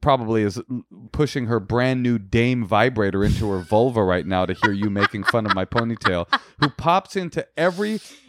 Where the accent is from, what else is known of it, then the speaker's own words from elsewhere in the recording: Balearic Islands, Spain; No. Soy de España. Mallorca, actually.